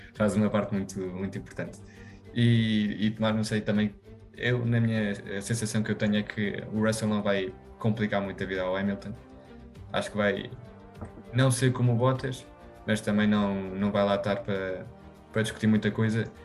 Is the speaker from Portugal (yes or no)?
no; Spain; Eu, sendo espanhol